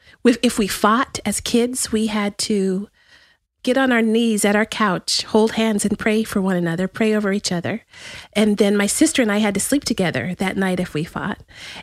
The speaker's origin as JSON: {"language": "English", "town": "El Paso", "region": "Texas", "country": "United States", "tie": "born or raised there", "also_born_or_lived": "White Sands Missile Range, New Mexico", "moved": "yes", "lives_now": "Austin, United States", "said": "I was born right outside of El Paso in White Sands Missile Range."}